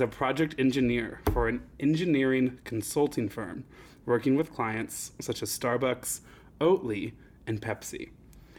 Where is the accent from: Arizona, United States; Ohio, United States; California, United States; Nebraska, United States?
Nebraska, United States; well, I was queer in Nebraska in 2010, so I think I kind of get to make the call on that one.